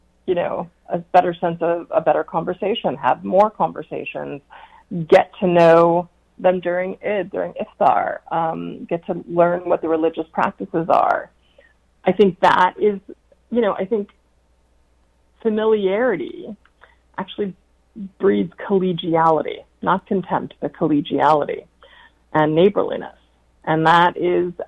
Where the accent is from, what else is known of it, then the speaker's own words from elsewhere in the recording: United States; also born or lived in New York City, New York / New Jersey; I grew up in in New Jersey and New York City